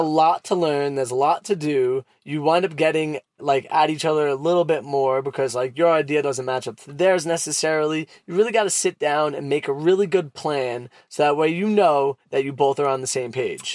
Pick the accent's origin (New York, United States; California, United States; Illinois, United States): New York, United States; New York City; accent: Brooklyn; my Brooklyn accent